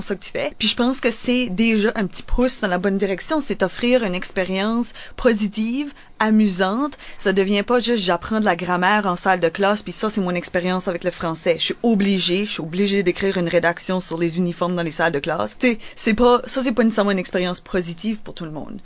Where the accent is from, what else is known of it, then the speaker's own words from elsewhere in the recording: New Brunswick, Canada; peut-être du monde du sud-est, comme, comme moi